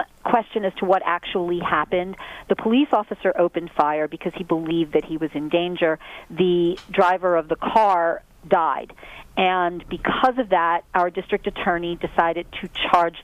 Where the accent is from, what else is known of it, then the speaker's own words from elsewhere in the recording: Philadelphia, Pennsylvania, United States; I'm from Philadelphia